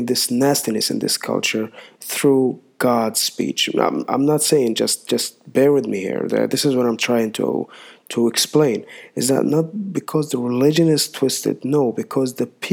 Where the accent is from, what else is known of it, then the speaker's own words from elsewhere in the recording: Saudi Arabia; I'm from Saudi Arabia